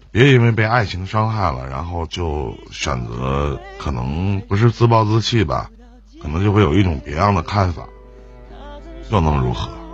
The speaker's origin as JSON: {"language": "Chinese", "town": "Shenyang", "region": "Liaoning", "country": "China", "said": "我是沈阳的"}